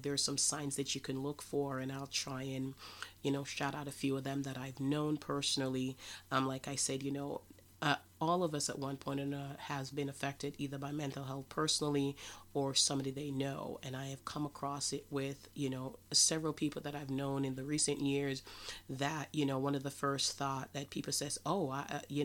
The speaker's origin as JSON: {"language": "English", "country": "Jamaica", "said": "I am from Jamaica"}